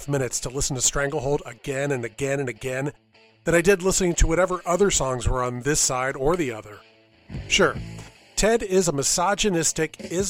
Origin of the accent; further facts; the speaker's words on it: South Florida, United States; now in Nashville, United States; growing up in South Florida in the 70s